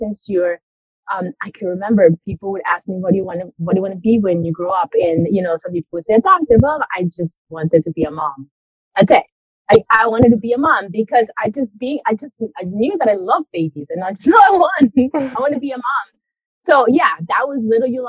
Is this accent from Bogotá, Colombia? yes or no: no; Medellín, Antioquia, Colombia; moved away; I was born and raised in Colombia, so in South America. And it's very interesting. I had a very interesting childhood because I was born in Medellin